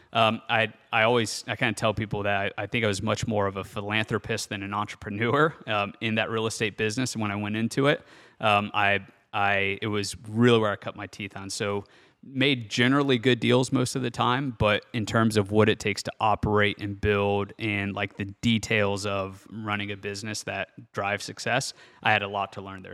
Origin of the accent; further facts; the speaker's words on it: Bellefontaine, Ohio, United States; I'm from Belle Fountain, Ohio, which is northwest of Columbus, about forty-five minutes, pretty small community, so city population of, you know, fourteen thousand people, and actually grew up out in the country